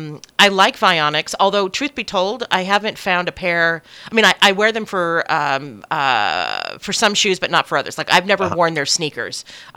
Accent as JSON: {"language": "English", "country": "United States", "moved": "yes"}